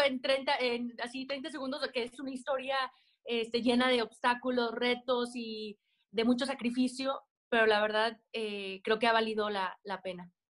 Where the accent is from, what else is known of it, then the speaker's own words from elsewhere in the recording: Aguascalientes, Mexico; Yo soy de Aguascalientes, donde no hay montañas